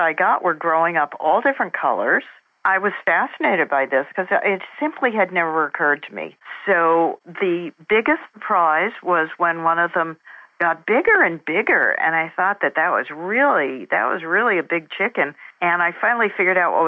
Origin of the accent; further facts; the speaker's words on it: New Jersey, United States; moved away; also born or lived in San Jose; I grew up in New Jersey, just outside New York City, and I was very much an urban girl